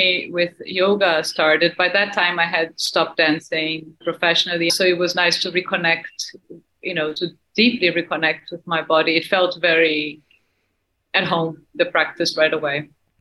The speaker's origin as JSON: {"language": "English", "country": "Brazil", "tie": "born or raised there", "moved": "as an adult", "lives_now": "New York, United States", "said": "I was born and raised in Brazil. I moved to New York when I was 19"}